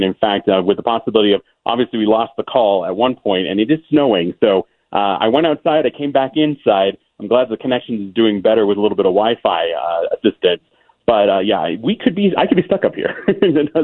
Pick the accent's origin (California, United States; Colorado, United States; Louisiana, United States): California, United States; Rancho Cucamonga; also born or lived in Upland, California / Alta Loma, California; born and raised in Southern California. I was born at San Antonio Hospital in Upland, grew up in El Salom and Rancho Cucamonga.